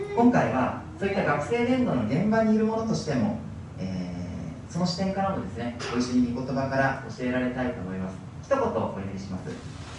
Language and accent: Japanese; Hokkaido, Japan; moved away; ずっと北海道で生まれ育ちました